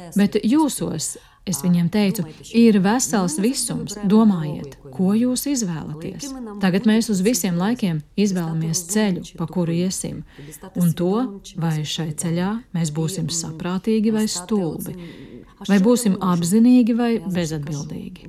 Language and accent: Latvian; Uzhhorod, Zakarpattia Oblast, Ukraine; Latvian is a second language; esmu dzimusi Užgorodā, krievalodīgā ģimenē